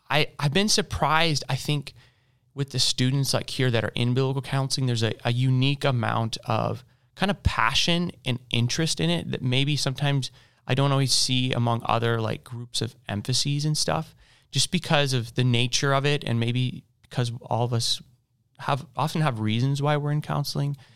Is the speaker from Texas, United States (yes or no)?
no; Boise, Idaho, United States; now in Louisville, United States; I am from Boise, Idaho.